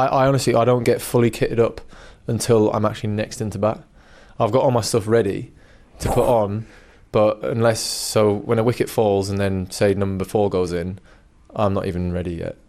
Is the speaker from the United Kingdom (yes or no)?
yes; England, United Kingdom; also born or lived in New Zealand; When, you know, I'm representing England, I'm English. I was born in New Zealand, I remember my roots, I remember where I came from and all that kind of stuff, yeah, but I'm English.